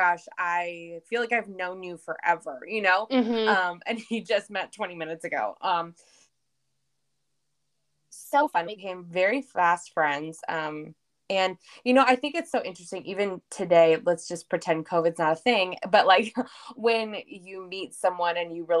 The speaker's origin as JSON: {"language": "English", "town": "Dallas", "region": "Texas", "country": "United States", "also_born_or_lived": "Arkansas", "moved": "as an adult", "said": "I am from Dallas, Texas"}